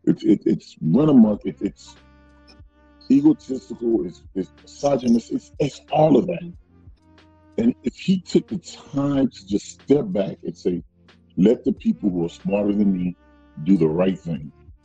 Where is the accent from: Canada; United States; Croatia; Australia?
United States; the South; I know growing up in the South, for me, is these, you know, you had across the tracks where all the black folks live. And he had on the other side of the tracks where all the white folks lived.